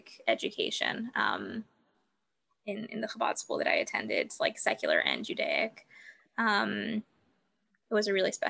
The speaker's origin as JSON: {"language": "English", "region": "Southern California", "country": "United States", "tie": "born or raised there", "said": "I was born and raised in Southern California"}